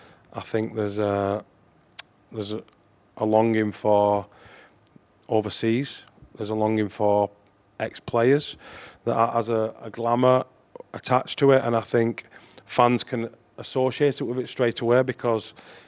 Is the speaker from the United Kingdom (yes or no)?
yes; Wigan, North West England, United Kingdom; I think just growing up in Wigan at the time when I did, you don't think of it being any different.